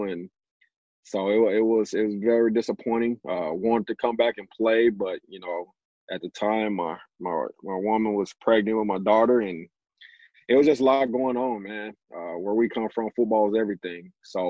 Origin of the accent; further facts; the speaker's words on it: Dallas, Texas, United States; born and raised in Dallas, inner city of Dallas, you know, had a very humbling upbringing.